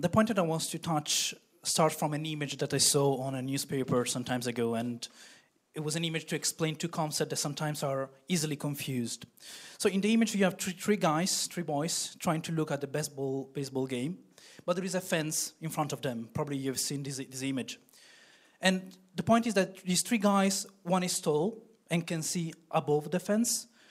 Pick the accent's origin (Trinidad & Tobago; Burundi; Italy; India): Italy; now in Belgium; I'm originally from Italy, but living in Belgium